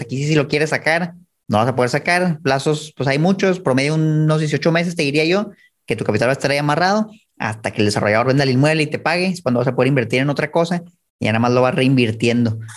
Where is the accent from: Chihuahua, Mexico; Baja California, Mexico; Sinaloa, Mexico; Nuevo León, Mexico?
Chihuahua, Mexico; Yo soy de Chihuahua